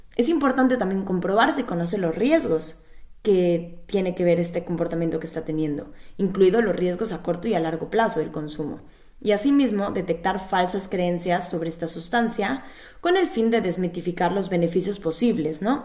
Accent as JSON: {"language": "Spanish", "country": "Mexico", "moved": "yes", "lives_now": "Berlin, Germany", "said": "soy psicóloga clínica de origen mexicano"}